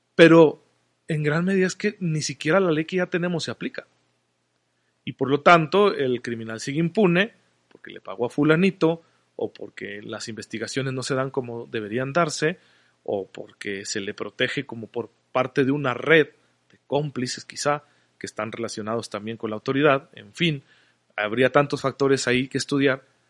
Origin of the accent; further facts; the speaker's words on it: Mexico; como sociedad mexicana